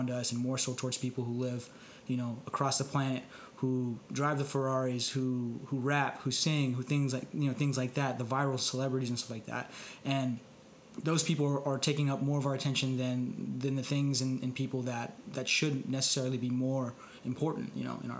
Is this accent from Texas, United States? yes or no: yes; Dallas, Texas, United States; moved away; I'm originally from Dallas